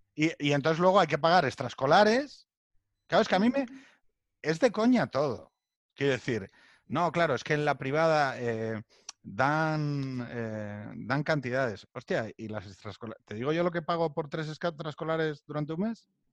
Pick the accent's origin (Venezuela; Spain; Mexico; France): Spain; Asturias; moved away as an adult; now in Madrid, Spain; viniendo desde Asturias